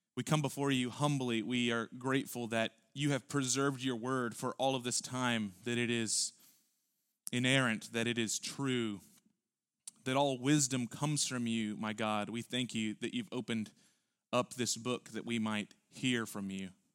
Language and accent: English; Houston, Texas, United States; we're from Houston